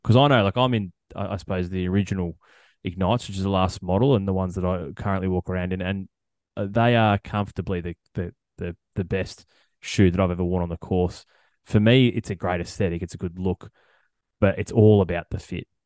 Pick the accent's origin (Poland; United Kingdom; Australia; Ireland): Australia; as an Australian golf fan